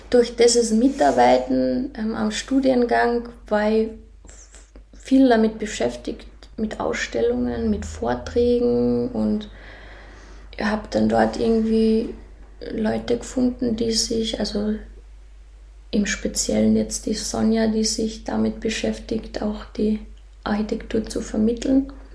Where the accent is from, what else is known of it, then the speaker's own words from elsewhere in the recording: a small village near Völkermarkt, Carinthia, Austria; moved away; also born or lived in Klagenfurt / South Africa; ich bin in Klagenfurt geboren und aufgewachsen in einem kleinen Dorf in der Nähe vom Völkermarkt